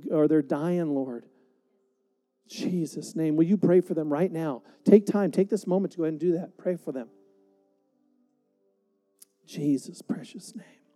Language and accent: English; United States; I love being an American. I'm so glad to be here in America